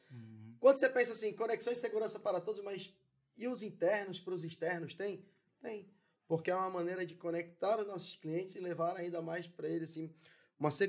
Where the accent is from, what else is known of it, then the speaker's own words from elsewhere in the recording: São Paulo, Brazil; Eu sou paulistano, paulista é do interior, mas eu sou paulistano.